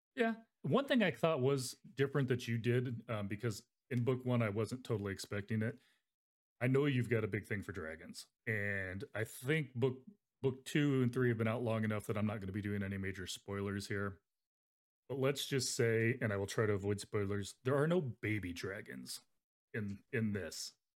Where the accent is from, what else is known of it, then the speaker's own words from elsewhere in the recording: Arizona, United States; now in Nebraska, United States; I grew up in Arizona